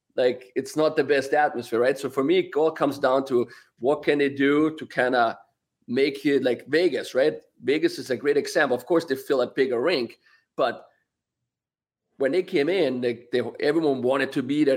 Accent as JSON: {"language": "English", "country": "Austria", "moved": "yes"}